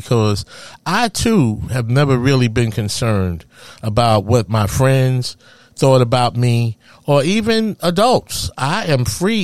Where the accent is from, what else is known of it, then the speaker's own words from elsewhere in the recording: New York City, New York, United States; Growing up in Harlem, USA